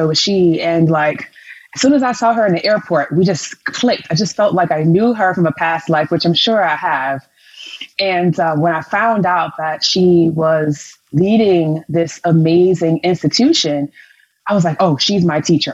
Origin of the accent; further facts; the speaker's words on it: Chicago, Illinois, United States; I'm from Chicago, Illinois